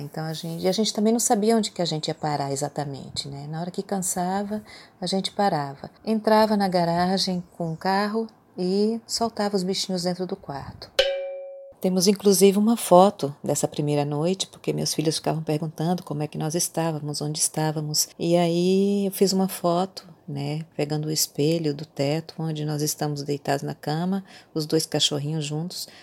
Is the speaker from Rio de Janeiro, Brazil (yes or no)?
no; Bahia, Brazil; moved away as an adult; also born or lived in Criciúma, Santa Catarina / Jaraguá do Sul / Porto Alegre; now in Itacaré, Brazil; me trouxe de volta para minha terra